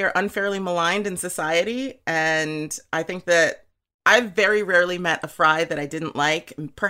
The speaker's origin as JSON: {"language": "English", "region": "California", "country": "United States", "said": "I am Californian"}